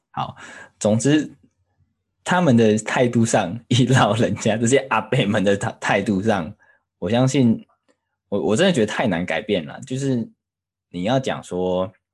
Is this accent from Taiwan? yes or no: yes; Taiwan; now in United Kingdom; 我们台湾人